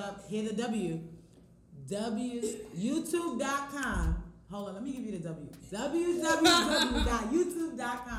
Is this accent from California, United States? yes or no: no; New York City, New York, United States; also born or lived in Haiti; I'm from Brooklyn. Haitian.